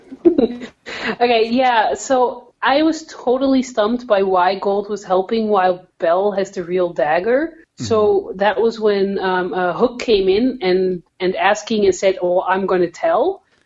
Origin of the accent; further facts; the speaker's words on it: Netherlands; now in Canada; I'm from the Netherlands